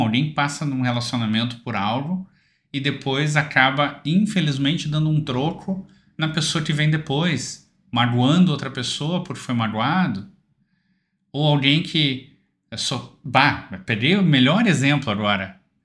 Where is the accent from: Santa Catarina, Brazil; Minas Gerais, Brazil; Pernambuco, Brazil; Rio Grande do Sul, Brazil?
Rio Grande do Sul, Brazil; Porto Alegre; eu sou de Porto Alegre